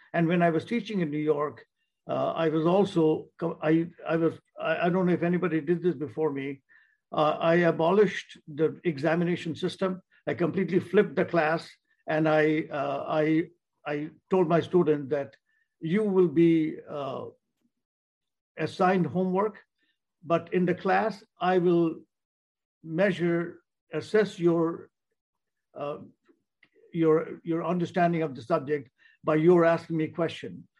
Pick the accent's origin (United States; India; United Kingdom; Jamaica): India; moved away; I was born in India